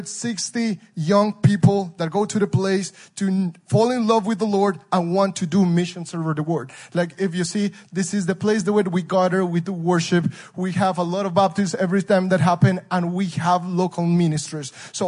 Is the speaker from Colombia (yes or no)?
yes; Colombia; now in Mazatlan, Mexico; I'm from Colombia, South America.